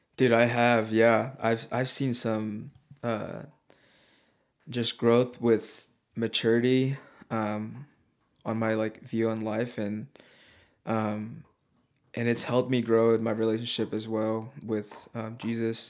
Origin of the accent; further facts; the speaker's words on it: Oregon, United States; moved away; we're both from Oregon